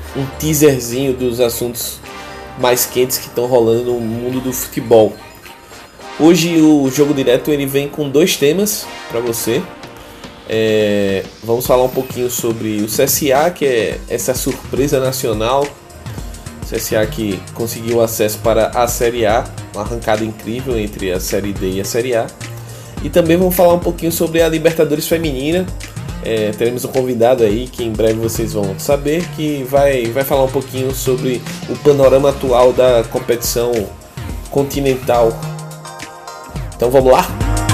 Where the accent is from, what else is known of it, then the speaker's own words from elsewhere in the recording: Maceió, Alagoas, Brazil; esse ser de Maceió